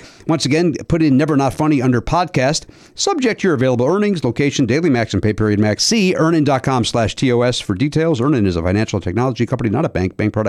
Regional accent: Chicago, Illinois, United States; you and I grew up in Chicagoland.

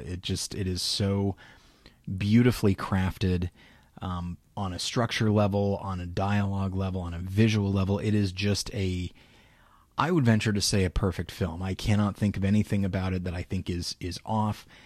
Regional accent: Taft, California, United States; my hometown of Taft, which is about forty minutes away from Bakersfield.

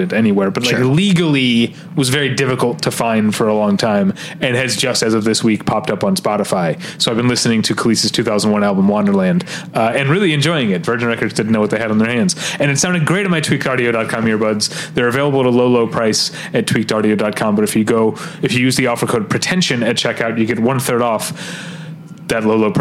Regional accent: Midwest, United States; I'm a Midwesterner

